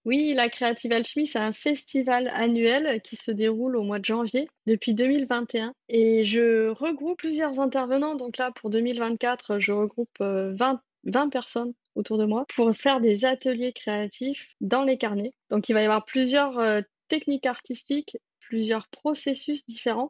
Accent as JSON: {"language": "French", "country": "France", "said": "nous en tant que Français"}